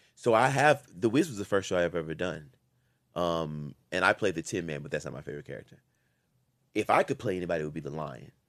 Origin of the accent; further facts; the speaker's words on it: Louisiana, United States; I'm from Louisiana